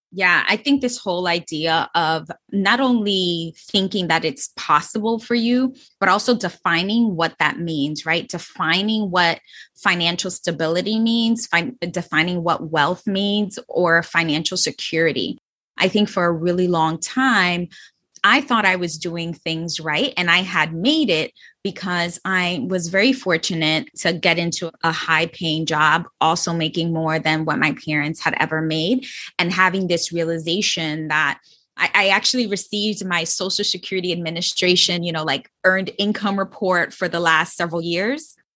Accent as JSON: {"language": "English", "town": "New York City", "region": "New York", "country": "United States", "tie": "born or raised there", "said": "I was from the Bronx. I was raised in the Bronx, and it's the poorest borough in New York City"}